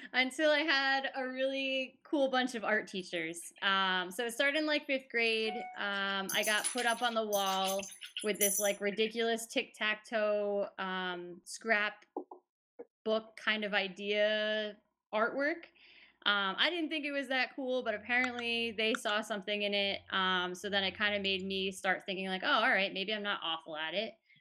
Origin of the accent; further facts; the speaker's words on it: Farmington, Connecticut, United States; I grew up in Farmington, Connecticut.